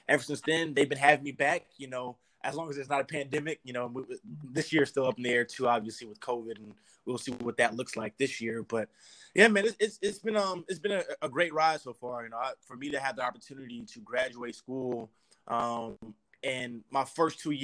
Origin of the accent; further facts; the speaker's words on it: Houston, Texas, United States; moved away as an adult; also born or lived in Arizona; I was born and raised in Houston